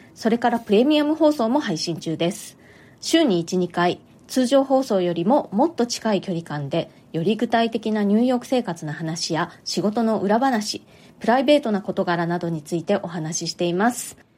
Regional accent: Japan; moved away as an adult; now in New York, United States; 日本で生まれ育った

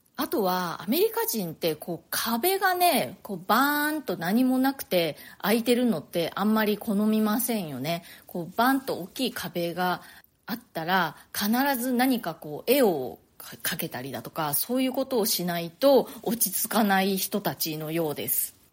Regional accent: Nagasaki, Japan; also born or lived in Chiba / Tokyo; now in New York, United States; 私ね、あの、長崎で生まれて、でまあ、あの育ったのはね長崎

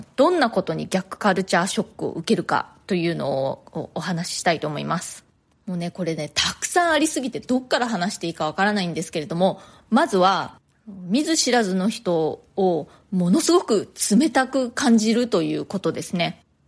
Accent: Japan; now in New York, United States; ここが私の生まれ育った故郷

